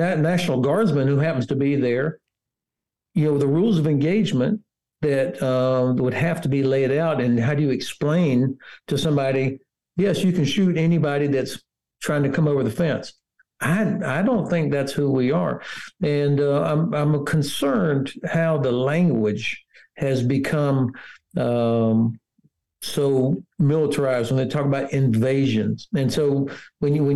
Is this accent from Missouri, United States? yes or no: no; Florida, United States; moved away as an adult; now in Frankfurt, Germany; my home state of Florida